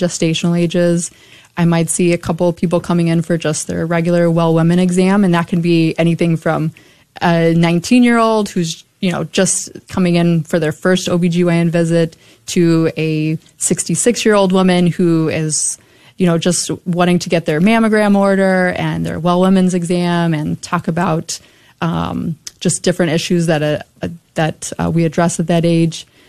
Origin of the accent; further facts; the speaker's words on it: Burleson, Texas, United States; also born or lived in Dallas / San Antonio / Buffalo / Omaha; I grew up in Burleson, and that's where I did all my uh, schooling